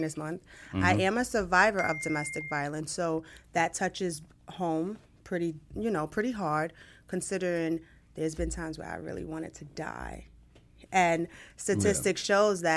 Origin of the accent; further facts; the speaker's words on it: New York City, New York, United States; moved away as an adult; now in Greensboro, United States; I can walk to Red Hook from where I grew up at.